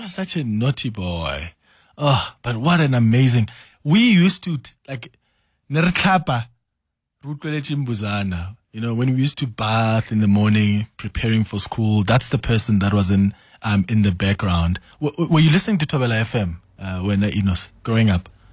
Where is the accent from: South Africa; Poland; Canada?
South Africa; moved away; I'm from Falbank. That's the village where I grew up.